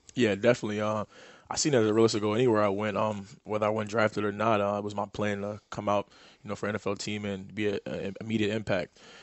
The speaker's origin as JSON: {"language": "English", "town": "New York City", "region": "New York", "country": "United States", "tie": "born or raised there", "said": "I grew up in New York City"}